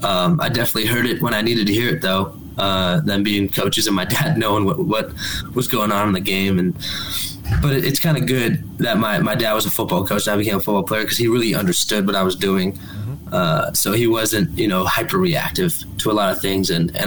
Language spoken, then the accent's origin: English; Claremont, California, United States; also born or lived in Corona; So I grew up in Claremont, which is a really tiny city.